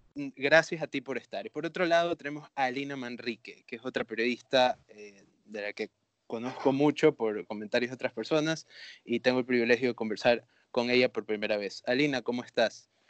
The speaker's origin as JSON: {"language": "Spanish", "town": "Babahoyo", "region": "Los Ríos", "country": "Ecuador", "said": "yo originalmente soy de Babahoyo"}